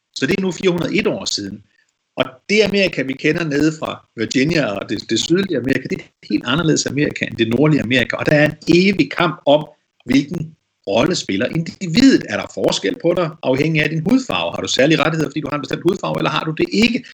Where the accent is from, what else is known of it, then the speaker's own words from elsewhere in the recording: Denmark; Det siger de også til mig, for eksempel, som dansker